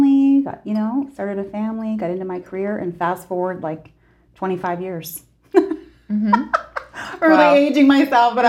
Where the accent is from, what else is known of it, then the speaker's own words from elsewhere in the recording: Saint John, New Brunswick, Canada; moved away as an adult; also born or lived in Fredericton, New Brunswick; now in Nova Scotia, Canada; I was born and raised in St. John, New Brunswick